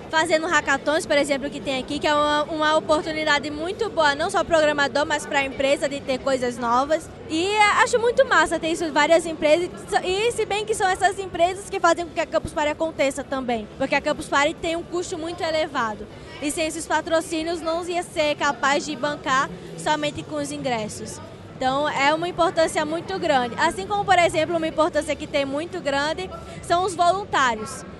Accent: Natal, Rio Grande do Norte, Brazil; sou de Natal, Rio Grande do Norte

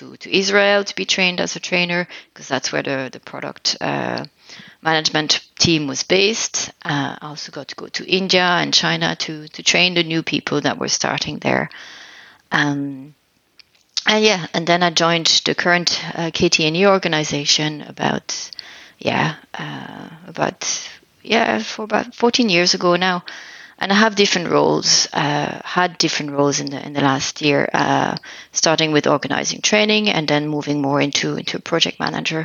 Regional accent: Alsace, Grand Est, France; English is a second language; moved away as an adult; also born or lived in Cork, Ireland; now in Ireland; I'm originally from France. I am from the northeast of France, the region called Alsace

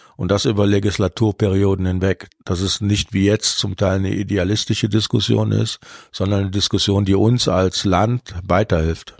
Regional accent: Cologne, North Rhine-Westphalia, Germany; ich bin ja in Köln geboren. Das heißt, früher war Rosenmontagszug Pflicht

